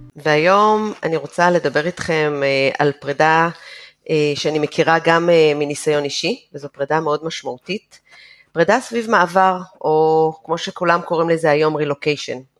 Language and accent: Hebrew; Israel; moved away as an adult; אני יצאתי מישראל במחשבה שאני יוצאת לשלוש שנים, הרילוקיישן שלי נגמר אחרי עשר שנים